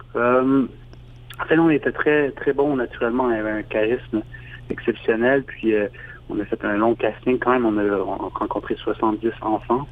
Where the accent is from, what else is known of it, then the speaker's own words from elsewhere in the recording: Montreal, Quebec, Canada; je suis réalisateur et euh, je viens de Montréal